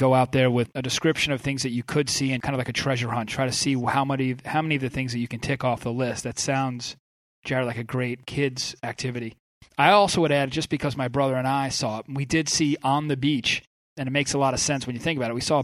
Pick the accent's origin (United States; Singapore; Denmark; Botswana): United States; Long Island, New York; I grew up on Long Island, you know, on the water.